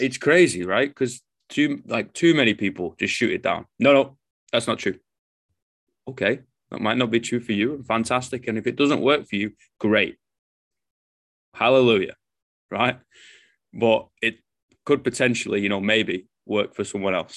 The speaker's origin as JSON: {"language": "English", "region": "England", "country": "United Kingdom", "moved": "yes", "lives_now": "New Zealand", "said": "I'm English"}